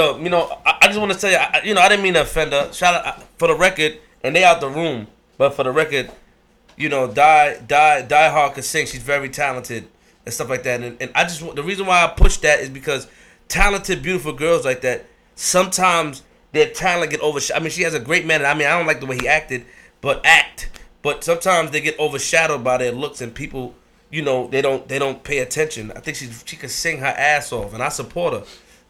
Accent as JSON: {"language": "English", "town": "Queens", "region": "New York", "country": "United States", "said": "I'm from Queens."}